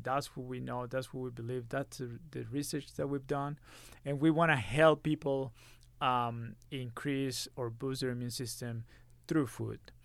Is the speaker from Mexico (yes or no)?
yes; Monterrey, Nuevo León, Mexico; moved away as an adult; now in Utah, United States; I grew up in Monterrey, Mexico, Monterrey